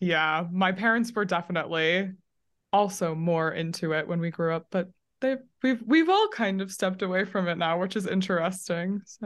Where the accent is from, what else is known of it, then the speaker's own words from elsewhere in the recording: Sandy and Draper, Utah, United States; I was born and raised in two kind of Well, they're not small anymore, but when I grew up in them, they were super small towns called Sandy and Draper, Utah